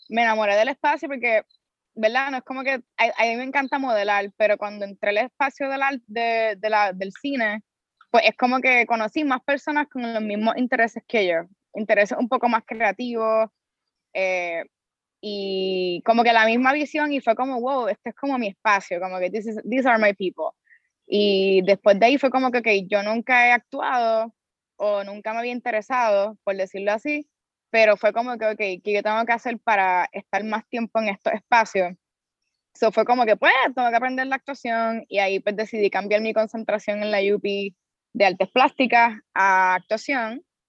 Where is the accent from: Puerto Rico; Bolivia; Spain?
Puerto Rico; Carolina; soy de Carolina.